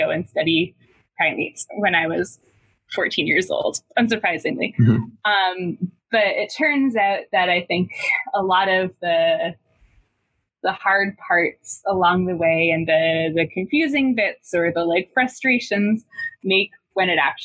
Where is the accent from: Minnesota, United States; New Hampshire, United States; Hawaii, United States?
New Hampshire, United States; moved away as an adult; also born or lived in St. Louis / Ohio; now in Boston, United States; my hometown in New Hampshire